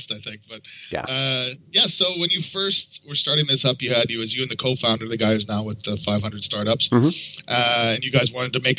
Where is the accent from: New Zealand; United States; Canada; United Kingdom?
Canada; moved away; I'm from Canada originally